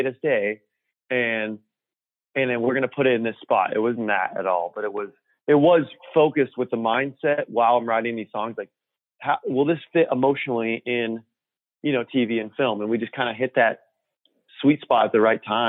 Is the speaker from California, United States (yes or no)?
yes; Orange County, California, United States; I grew up in Orange County